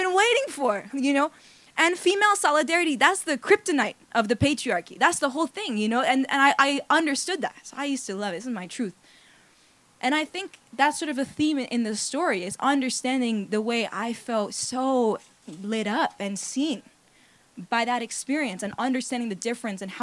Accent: New York City, New York, United States; moved away as an adult; now in Los Angeles, United States; I grew up in New York City to two fairly traditional Indian parents

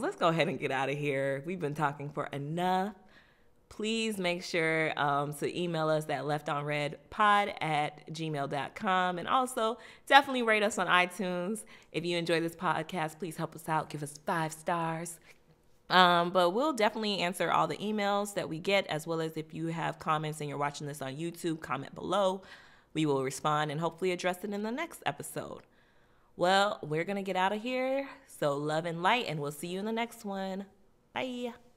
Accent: Florida, United States; I'm from Florida

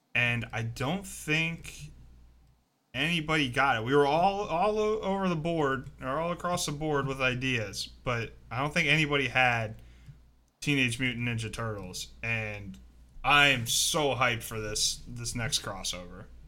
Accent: Maryland, United States; moved away; I grew up in Maryland

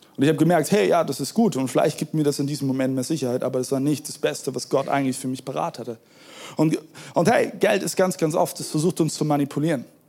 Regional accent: Germany; wir Deutsche

